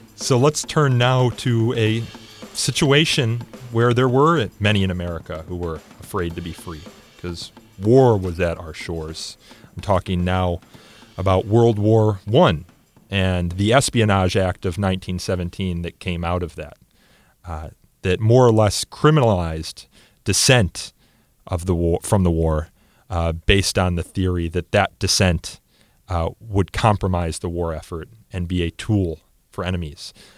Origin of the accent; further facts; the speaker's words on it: Elmhurst, Illinois, United States; my hometown of Elmhurst, I-, Illinois